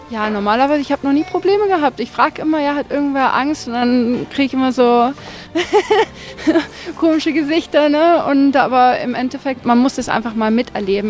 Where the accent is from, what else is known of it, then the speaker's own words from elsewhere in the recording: Spain; moved away as an adult; also born or lived in Austria; now in Maldives; meine Mutter ist Deutsche, mein Vater ist Spanien. Wir sind in Spanien halt aufgewachsen.